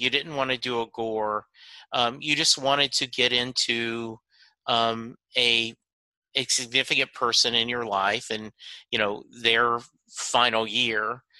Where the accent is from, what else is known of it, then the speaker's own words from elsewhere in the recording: Lake Charles, Louisiana, United States; also born or lived in Dallas; But I grew up in Louisiana, Lake Charles, so I'm 3 hours away from you.